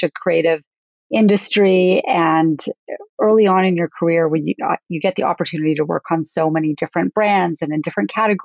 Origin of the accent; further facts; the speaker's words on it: Calgary, Alberta, Canada; I loved growing up in Calgary